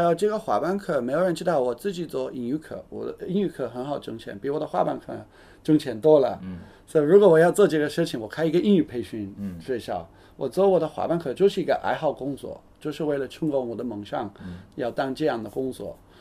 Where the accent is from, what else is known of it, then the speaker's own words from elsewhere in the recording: United Kingdom; Chinese is a second language; now in China; 因为我是英国人